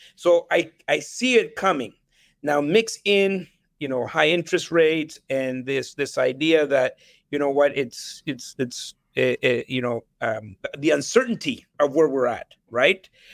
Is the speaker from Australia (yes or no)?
no; Ottawa, Ontario, Canada; also born or lived in El Salvador / Nicaragua / Vancouver; I grew up in Ottawa